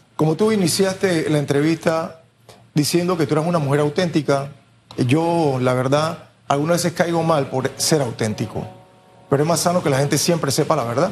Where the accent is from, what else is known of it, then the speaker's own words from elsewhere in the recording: San Miguelito, Panama; Nosotros tenemos 50 años de vivir en el corregimiento, nunca nos hemos ido de ahí. Salimos de Cerroviento